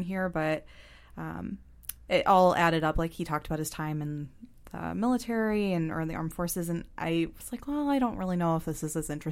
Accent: Ohio, United States; we're from Ohio

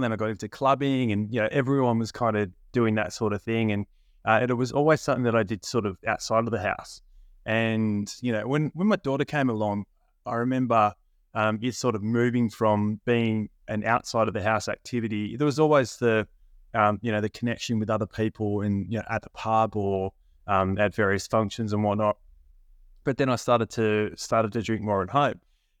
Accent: Australia; So Australia, much like the UK, England, Ireland, Scotland, we have a very big drinking culture here.

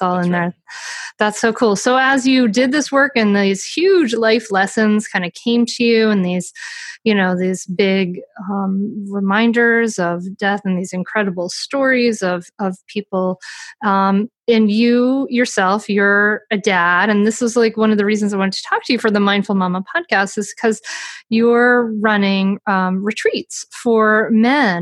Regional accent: Rhode Island, United States; I grew up in Rhode Island.

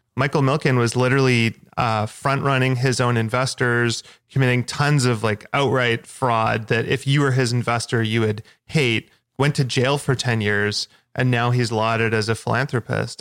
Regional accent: Victoria, British Columbia, Canada; in my hometown in Victoria

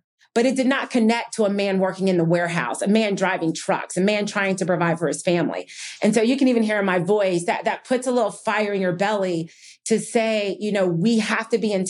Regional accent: New Jersey, United States; also born or lived in Rochester, New York; I was born in Rochester, New York, and moved to New Jersey. And we were long on love and short on money.

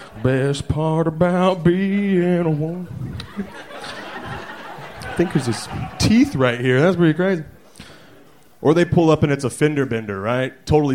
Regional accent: Dallas-Fort Worth, Texas, United States; No, DFW. Dallas-Fort Worth.

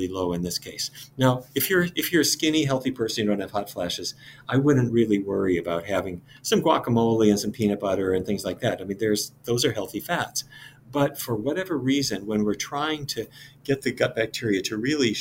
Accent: Fargo, North Dakota, United States; I grew up in Fargo, North Dakota

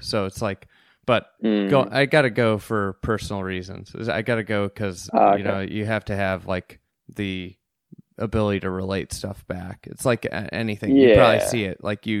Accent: United States; I'm like an American, I'm just an American golfer.

